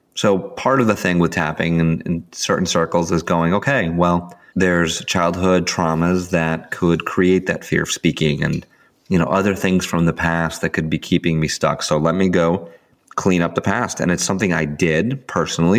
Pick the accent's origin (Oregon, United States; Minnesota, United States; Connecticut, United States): Connecticut, United States; Sandy Hook; in my hometown where I live right now in Sandy Hook